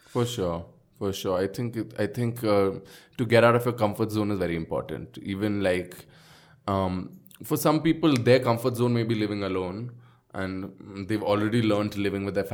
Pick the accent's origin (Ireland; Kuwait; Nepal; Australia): Nepal; Birgunj, Madhesh Province; I came from Birgunj and for me